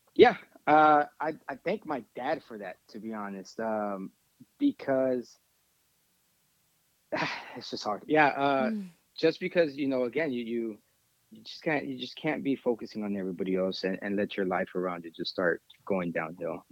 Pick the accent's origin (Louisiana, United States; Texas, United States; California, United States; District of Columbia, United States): Texas, United States; we're from Texas over here.